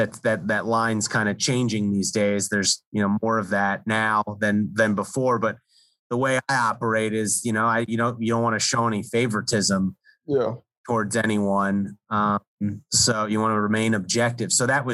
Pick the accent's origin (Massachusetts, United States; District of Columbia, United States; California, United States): District of Columbia, United States; Washington; stories for the Washington Post magazine. I got to do a lot of different things there and work at, my hometown paper.